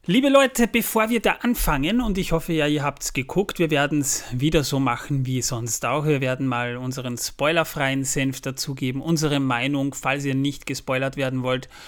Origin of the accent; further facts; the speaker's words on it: Austria; Ich bin ja Österreicher. Wir haben ja, im Grunde genommen haben wir auch eine Bierkultur